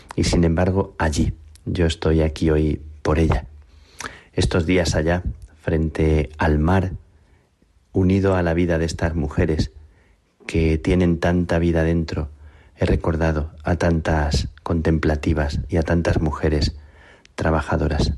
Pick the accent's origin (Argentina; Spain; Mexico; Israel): Spain; Plasencia, Extremadura; mi vocación de carmelita nació a la sombra de las carmelitas de mi pueblo, en Plasencia